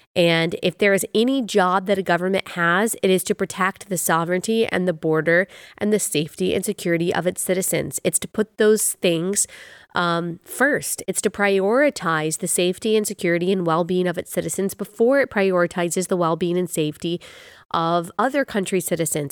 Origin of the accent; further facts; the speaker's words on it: Dallas, Texas, United States; I grew up in Dallas